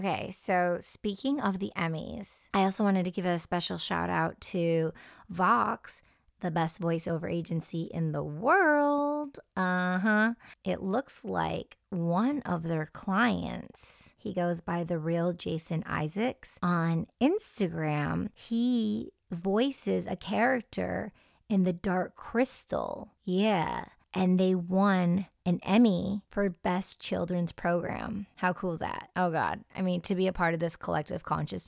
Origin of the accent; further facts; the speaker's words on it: suburban Detroit area, Michigan, United States; I'm someone who was raised in a more suburban atmosphere, and I was taught to stay away from certain scenes, but then I would go to Detroit and hang out in very raw, real atmospheres. Growing up in the Detroit electronic music scene